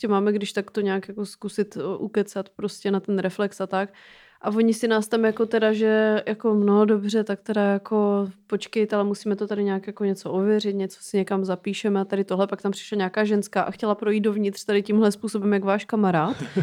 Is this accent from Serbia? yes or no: yes; Serbia; Czech is a second language; now in Czech Republic